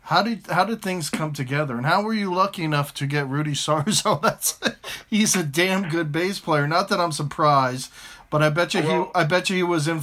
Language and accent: English; United States; I'm biased because I'm an American